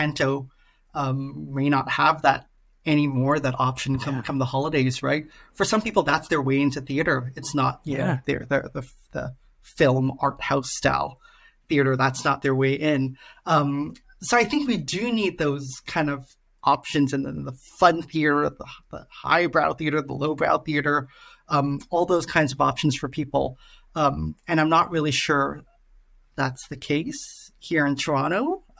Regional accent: Singapore; I'm originally from Singapore

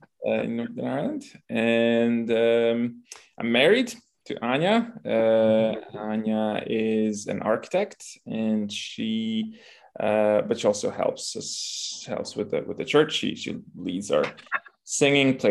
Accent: Lviv, Lviv Oblast, Ukraine; English is a second language; moved away as an adult; now in Poland; I come from Lviv, which is the biggest city in Western Ukraine

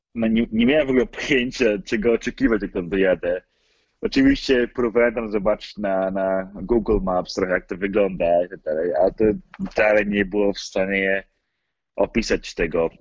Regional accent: Poland; moved away as an adult; now in United States; ja się urodziłem w Stanach, tylko że my rodzice wrócili do Polski, jak miałem może około kilka miesięcy

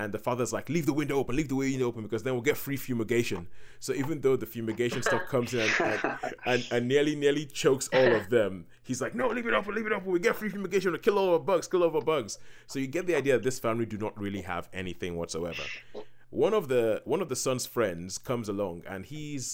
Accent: Nigeria; growing up in Nigeria, because we have a similar kind of system

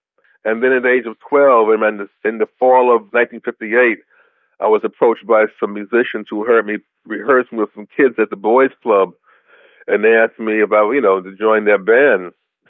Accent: New York City, New York, United States; born there; now in Raymond, United States; But no, I was born in the Bronx, and ironically, I just moved to the Deep South, which is in Jackson, Mississippi now, in the Jackson, Mississippi area, I should say, a small town called Raymond.

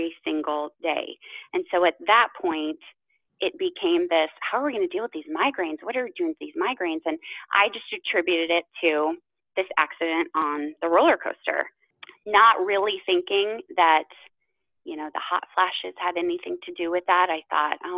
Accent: Midwest, United States; I grew up in the Midwest, actually, around horses and animals

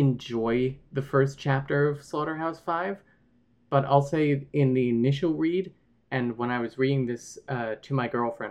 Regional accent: New Jersey, United States; where I grew up in New Jersey

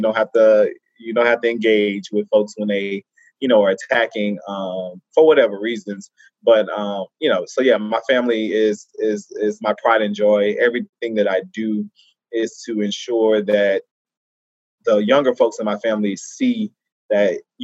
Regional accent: Baton Rouge, Louisiana, United States; I grew up in Baton Rouge.

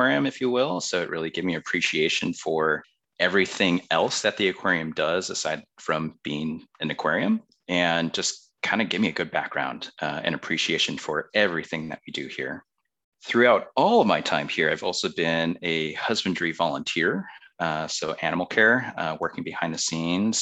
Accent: outside of Chicago, Illinois, United States; moved away; I grew up outside of Chicago

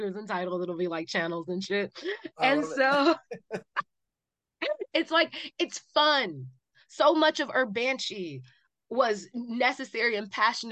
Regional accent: Cleveland, Ohio, United States; When you say you are from Cleveland

